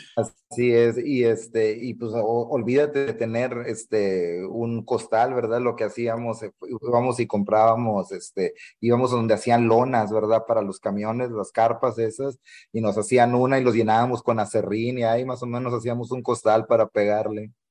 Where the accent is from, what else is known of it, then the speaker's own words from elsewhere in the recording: Matamoros, Tamaulipas, Mexico; moved away as an adult; also born or lived in Weslaco, Texas; Soy mexicano, nací en Matamoros, Tamaulipas.